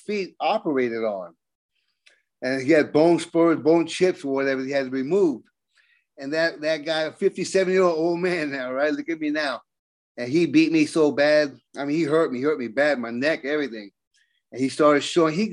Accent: Tampa, Florida, United States; I was born and raised in Tampa

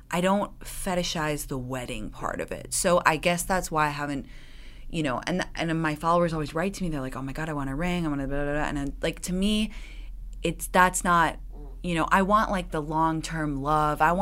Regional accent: England, United Kingdom; moved away as an adult; I well, I grew up in England, and Brits have an incredible sense of dry, oh. sarcastic

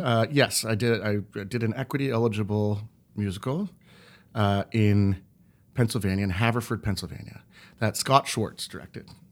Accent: Montreal, Quebec, Canada; now in New York, United States; I grew up in the English-speaking minority of Montreal

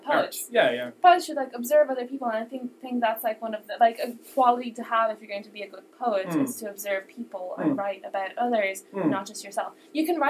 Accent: Ireland; growing up in Ireland in general with the music

